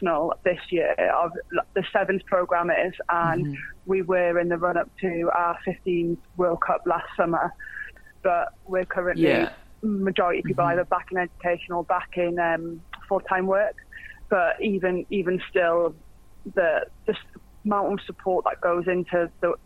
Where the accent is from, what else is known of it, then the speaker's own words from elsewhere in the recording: Newcastle upon Tyne, North East England, United Kingdom; I'm from Newcastle, where rugby at that time wasn't really a known sport